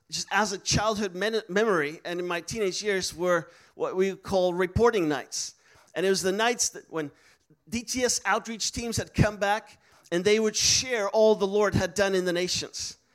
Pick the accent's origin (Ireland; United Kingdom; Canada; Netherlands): Netherlands; English is a second language; also born or lived in Istanbul, Turkey; So for me, I was I'm from the Netherlands, but I was born in Turkey because my parents were missionaries in Turkey